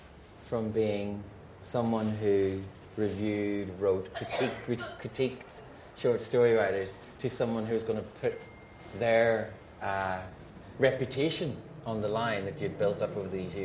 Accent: Ireland; I'm an Irish Catholic.

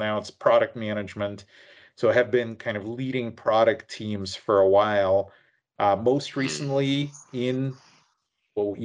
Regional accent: Vancouver, British Columbia, Canada; moved away as an adult; now in United States; So I'm actually from the Vancouver area. So I grew up from about grade 3 or 4 in the Vancouver area and suburbs, went to school in Langley

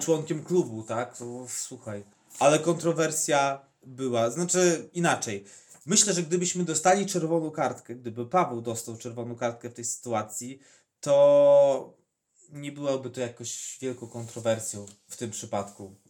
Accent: Podlaskie Voivodeship, Poland; u nas na Podlasiu

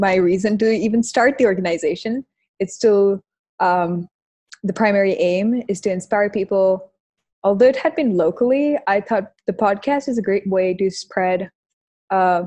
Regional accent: Kanpur, Uttar Pradesh, India; I'm from Kanpur in India

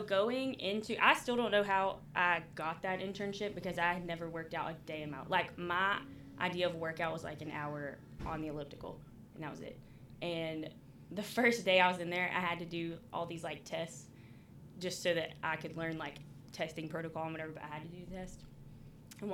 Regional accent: Jackson, Mississippi, United States; moved away as an adult; also born or lived in Alabama; I am 26. I was born in Jackson, Mississippi, and through college ended up in Alabama

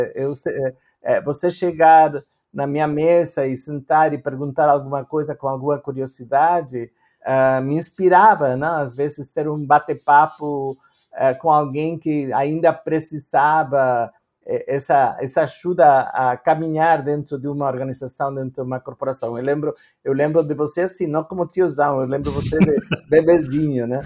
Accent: Argentina; Portuguese is a second language; moved away as an adult; also born or lived in Canada; now in Brazil; eu nasci na Argentina, uh, mas hoje em dia eu tenho três passaportes e nenhum deles é brasileiro

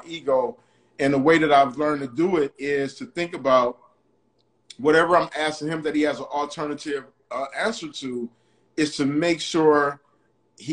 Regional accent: Detroit, Michigan, United States; I grew up like in Detroit

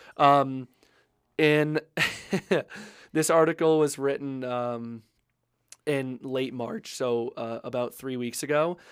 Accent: Maine, United States; now in Colorado, United States; I grew up in Maine

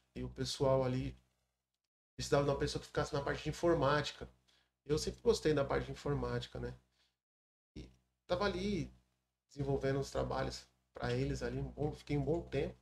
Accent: Mongaguá, São Paulo, Brazil; sou filho da cidade. Nasci em 1981 em Mongaguá.

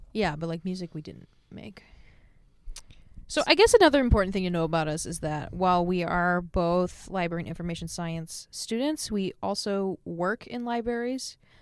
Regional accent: Michigan, United States; also born or lived in Hawaii; now in Seattle, United States

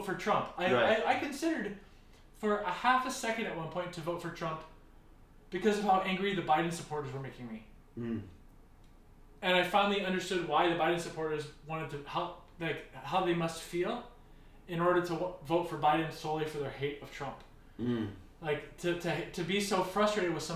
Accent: United States; as an American citizen

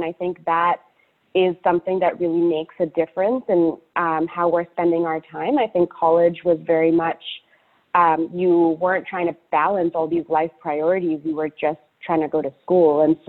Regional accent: Indonesia; also born or lived in United Arab Emirates; now in United States; even though I grew up in Indonesia and the UAE, you know, my parents are very good about taking us back every summer to spend time with extended family in Calcutta.

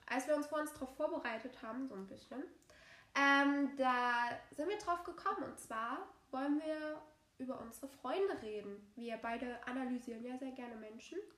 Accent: Saxony, Germany; accent: Saxon; ich komme aus Sachsen und bin stolz drauf

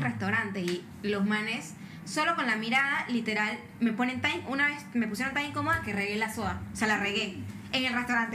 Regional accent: Panama; ¿de dónde eres? Y yo dije, no, de Panamá

